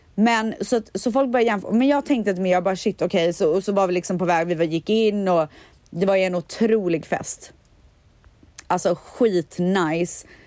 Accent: Borås, Västra Götaland, Sweden; jag är ju från Borås och där säger man stuga

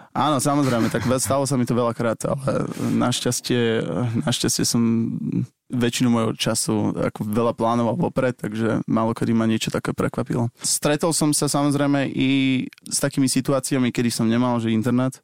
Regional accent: Bratislava, Bratislava Region, Slovakia; u nás v Bratislave v centre

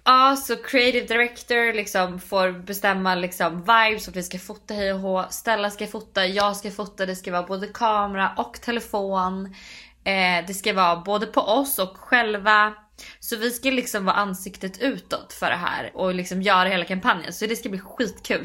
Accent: Sweden; moved away as an adult; now in United States; hemma i Sverige

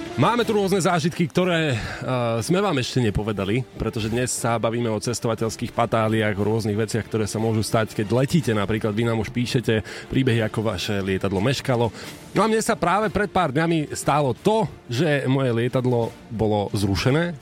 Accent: Slovakia; sme zo Slovenska

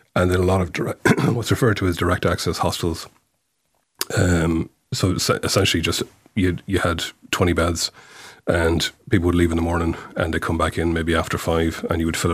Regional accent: Mayo, Connacht, Ireland; moved away as an adult; also born or lived in London / New York; I grew up in Mayo

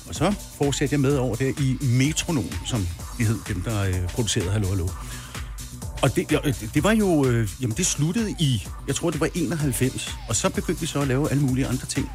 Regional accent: Birkerød, Capital Region of Denmark, Denmark; moved away as an adult; now in Farum, Denmark; jeg kommer oprindeligt fra Birkerød

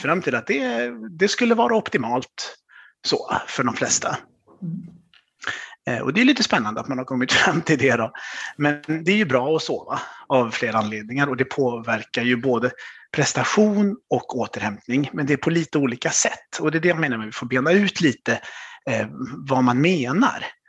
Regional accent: Vänersborg, Västra Götaland, Sweden; now in Stockholm, Sweden; Född och uppvuxen i Vänersborg på, på västkusten, men nu bor jag i Stockholm med min familj.

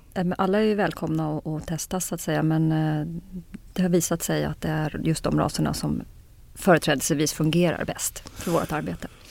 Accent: Kungsängen, Stockholm County, Sweden; jag är född i Kungsängen faktiskt. Ja. norr om Stockholm, eh, uppväxt eh, norr om Stockholm.

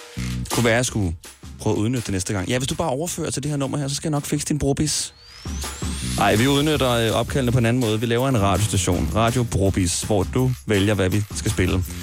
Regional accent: Smørum, Capital Region of Denmark, Denmark; fordi jeg er fra Smørum, lige ved siden af.

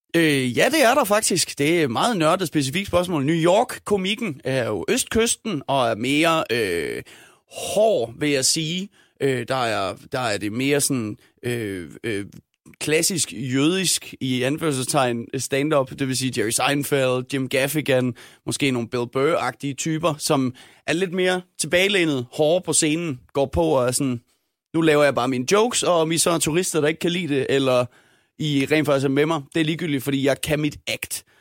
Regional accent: Denmark; jeg er dansker, jeg har en irsk far

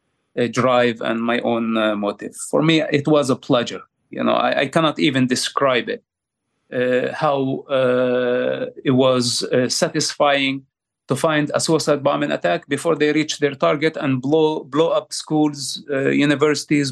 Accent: Palestine; I grew up in the Palestinian territories

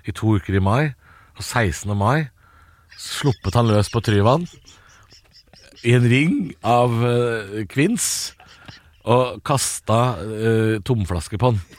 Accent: Drammen, Buskerud, Norway; Og jeg er jo fra Drammen, jeg

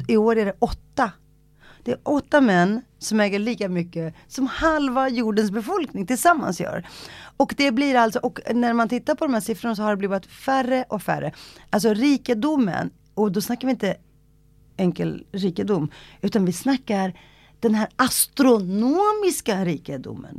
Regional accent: Stockholm, Stockholm County, Sweden; Swedish is a second language; när jag växte upp i Rinkeby

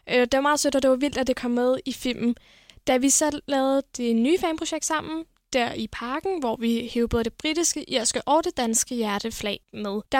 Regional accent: Viborg, Central Denmark Region, Denmark; og jeg kommer fra Viborg.

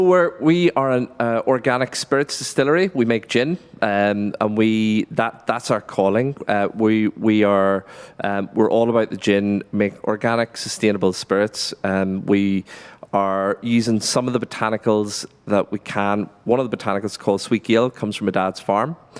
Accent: Fermanagh, Northern Ireland, United Kingdom; moved away as an adult; also born or lived in Scotland; I grew up on a, a dairy farm in Fermanagh

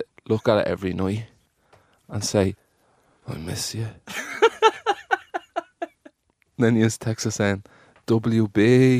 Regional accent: Dublin, Leinster, Ireland; I'm from Finglas.

